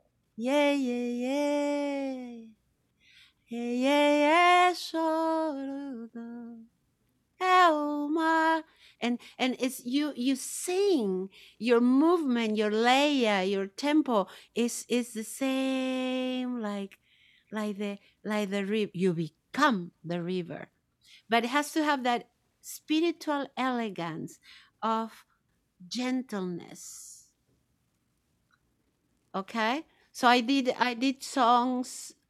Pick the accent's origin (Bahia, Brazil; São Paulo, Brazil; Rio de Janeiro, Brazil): Bahia, Brazil; now in United States; the orishas of the Yoruba tradition in Bahia, where I grew up in Bahia.